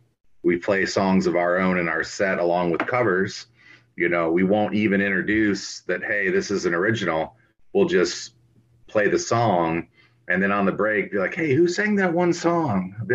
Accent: Lodi, Ohio, United States; now in Thornville, United States; Growing up in Lodi, Ohio, we didn't have a whole lot going on

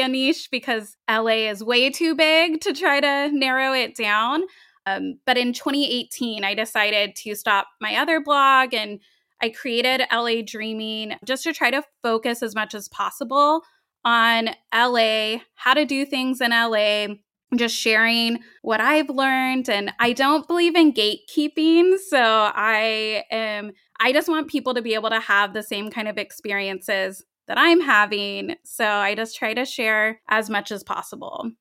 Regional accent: Tennessee, United States; moved away as an adult; also born or lived in Long Beach, California; now in California, United States; I was four years old when my family moved to Tennessee

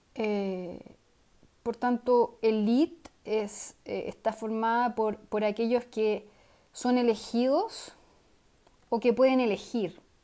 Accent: Chile; siendo chileno

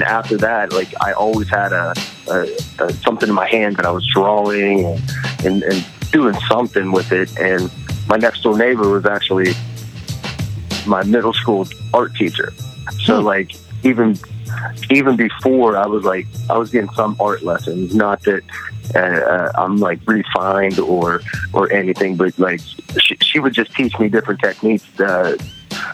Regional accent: Pittsburgh, Pennsylvania, United States; Pittsburgh, Pennsylvania.

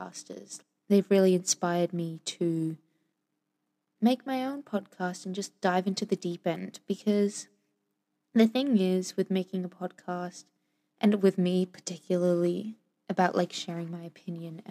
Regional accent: Sydney, New South Wales, Australia; also born or lived in Venezuela; now in Melbourne, Australia; have been living in Sydney until I moved out to Melbourne

